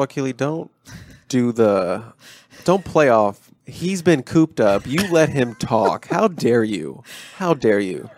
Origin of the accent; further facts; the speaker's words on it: Maryland, United States; I was born in Maryland